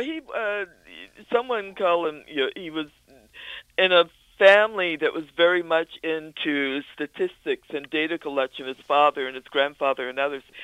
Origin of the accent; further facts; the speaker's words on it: Danville, Virginia, United States; now in Albany, United States; my hometown of Danville, Virginia